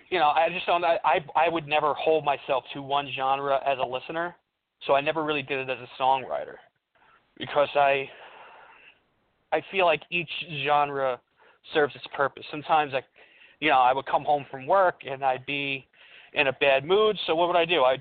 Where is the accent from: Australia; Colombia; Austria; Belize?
Colombia; born there; Uh, you know, I'm also raised in an Italian American house, even though I was born in Colombia. So I listen to Latin music.